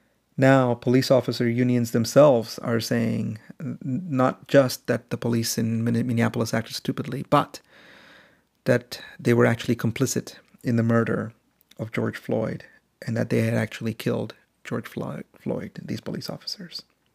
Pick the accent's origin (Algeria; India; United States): India; also born or lived in Middle East; And in fact, how I grew up in India and in the Middle East in the 80s, all around me were stories of anti-black racism.